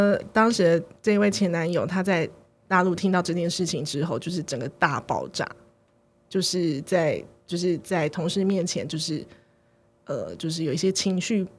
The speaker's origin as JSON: {"language": "Chinese", "region": "Taoyuan", "country": "Taiwan", "said": "可是我却要说我是桃园人这样子"}